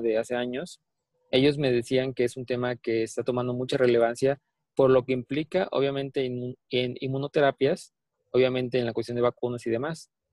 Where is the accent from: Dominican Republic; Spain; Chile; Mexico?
Mexico; soy orgullosamente mexicano